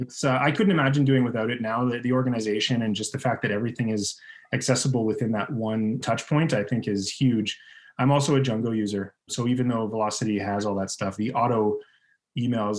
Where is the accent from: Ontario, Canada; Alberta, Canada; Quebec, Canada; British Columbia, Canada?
Ontario, Canada; Northern; I grew up in Northern Ontario where there's just lakes everywhere you turn